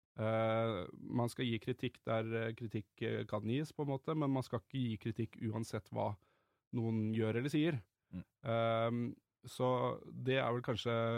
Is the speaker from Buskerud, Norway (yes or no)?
yes; Drammen, Buskerud, Norway; jeg er fra Drammen